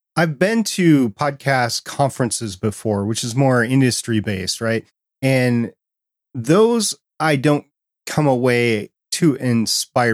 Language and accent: English; New York, United States; I was born in Brooklyn, New York